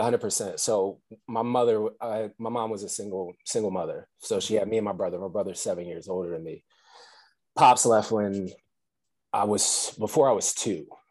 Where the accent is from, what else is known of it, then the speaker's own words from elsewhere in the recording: Atlantic City, New Jersey, United States; originally I'm from Atlantic City, uh, so I'm a Jersey boy at heart